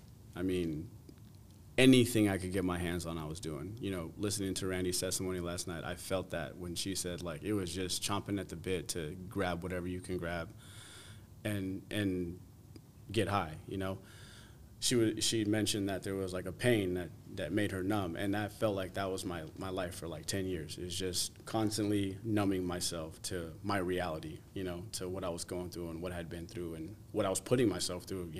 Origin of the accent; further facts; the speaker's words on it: New Jersey, United States; also born or lived in Las Vegas; went to New Jersey, and spent most of what I call, so I say I'm from Jersey because I recollect most of my youth, most of my upbringing, most of my growing up and maturing